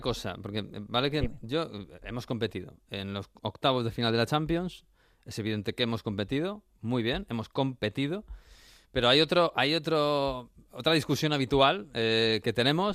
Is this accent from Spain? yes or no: yes; Spain; somos españoles